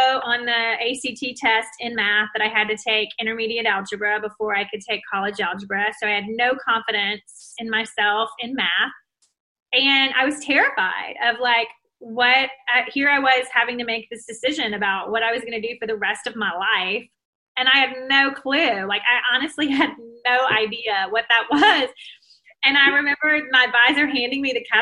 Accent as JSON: {"language": "English", "region": "Mississippi", "country": "United States", "tie": "born or raised there", "said": "I'm from Mississippi. So I lived in Mississippi my whole life"}